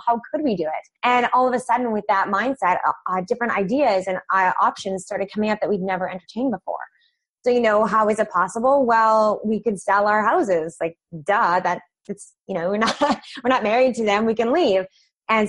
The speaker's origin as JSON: {"language": "English", "area": "Vancouver Island", "region": "British Columbia", "country": "Canada", "tie": "born or raised there", "also_born_or_lived": "Fort McMurray, Alberta", "moved": "as an adult", "lives_now": "Vancouver, Canada", "said": "I'm originally from Vancouver Island, which is about 2 hours away by boat. And so I spent my childhood coming to Vancouver"}